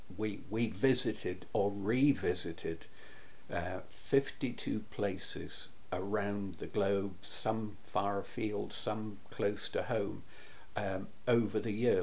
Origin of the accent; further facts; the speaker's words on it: Berwick-upon-Tweed, North East England, United Kingdom; my hometown of Berwick upon Tweed